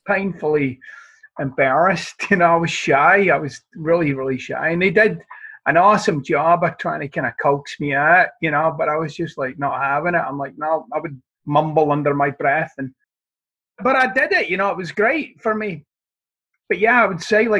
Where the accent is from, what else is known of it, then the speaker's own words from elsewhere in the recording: Glasgow, Scotland, United Kingdom; where I'm from in Scotland, as I like to say, I'm from the side of the tracks where they stole the tracks, right? I mean, it wasn't, it wasn't the most salubrious of environments